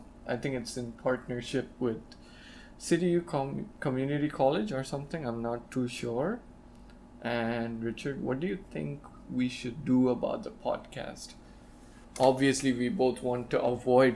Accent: India; being the Indian I am

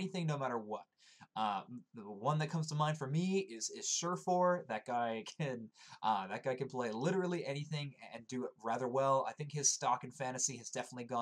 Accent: Canada; I'm Canadian

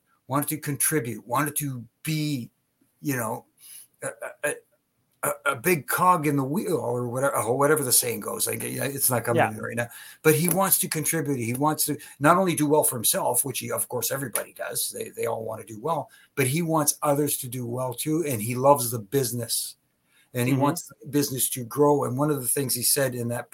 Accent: Canada; since I'm Canadian

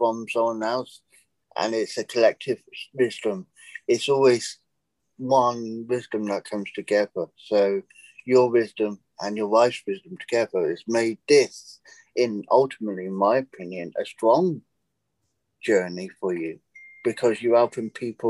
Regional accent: England, United Kingdom; moved away as an adult; now in United States; I'm British, living in America. Now, I seized the day. I decided to take the jump and leave England

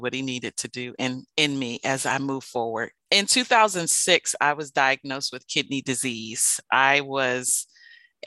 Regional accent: Maryland, United States; I am from the Washington metropolitan area, born and raised in Maryland.

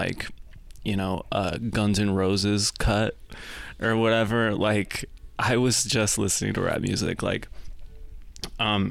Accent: rural Michigan, United States; I grew up in rural Michigan.

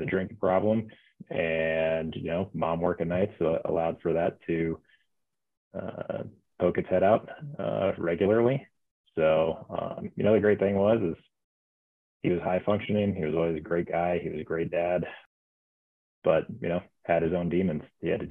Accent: Omaha, Nebraska, United States; moved away as an adult; also born or lived in Lincoln, Nebraska; now in Denver, United States; born and raised in Omaha, Nebraska.

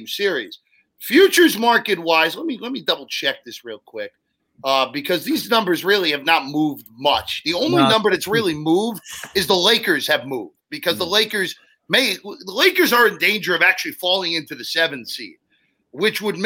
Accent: New Jersey, United States; also born or lived in New York; I'm a North Jersey guy

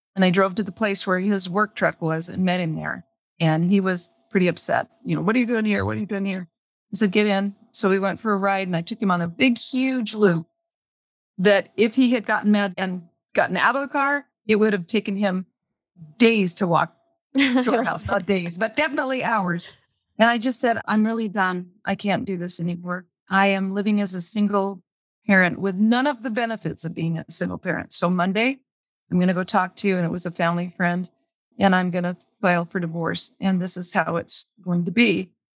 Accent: Las Vegas, Nevada, United States; I was raised in Las Vegas, actually on the way outskirts of Las Vegas

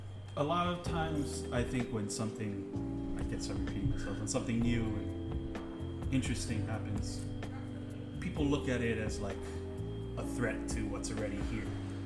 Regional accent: Hawaii, United States; living here my whole life.

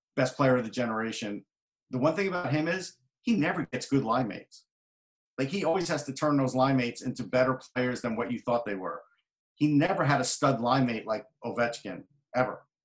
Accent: New York, United States; I'm from New York

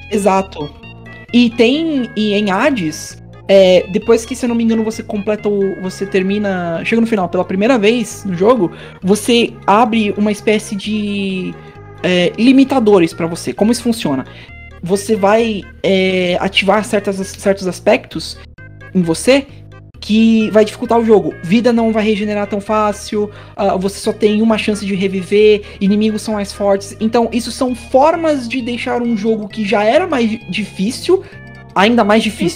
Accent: Brazil; nós brasileiros

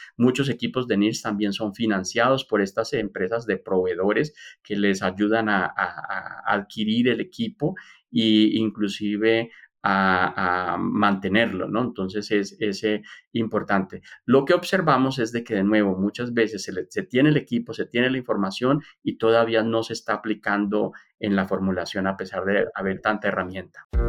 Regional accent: Colombia; moved away as an adult; also born or lived in Brazil / United States / Texas; yo soy colombiano

